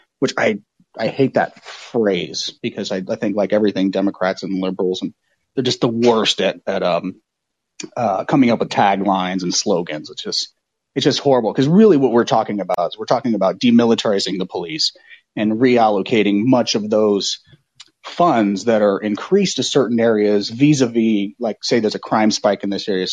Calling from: Oakland, California, United States; I'm calling from Oakland, California

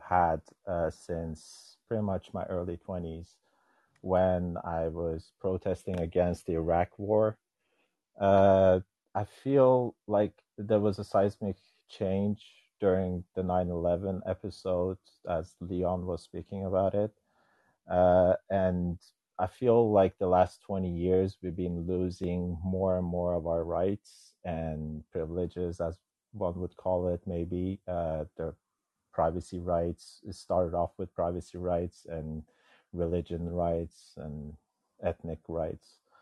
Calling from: Norway; I'm calling from Norway

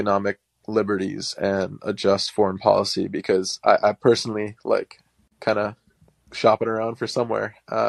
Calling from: Louisiana, United States

